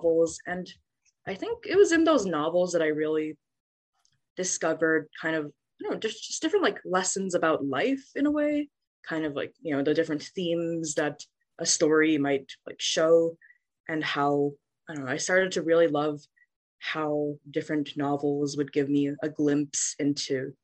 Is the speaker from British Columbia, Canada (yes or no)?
yes; Vancouver, British Columbia, Canada; moved away as an adult; now in Nashville, United States; I was born and raised in Vancouver, Canada.